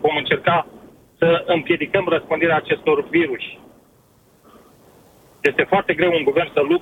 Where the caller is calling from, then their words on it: United Kingdom; Vă sunt din Marea Britanie.